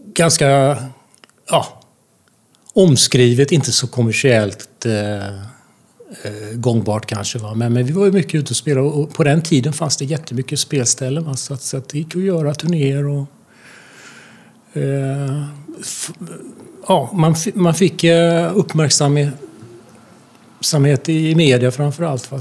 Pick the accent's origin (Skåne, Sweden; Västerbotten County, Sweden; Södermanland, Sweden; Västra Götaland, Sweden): Västra Götaland, Sweden; Falköping; now in Gothenburg, Sweden; jag kommer från Falköping